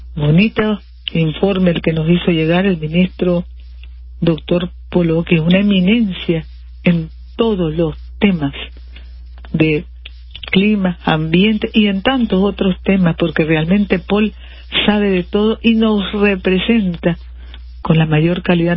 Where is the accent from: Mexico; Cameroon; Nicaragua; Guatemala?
Nicaragua; como familia nicaragüense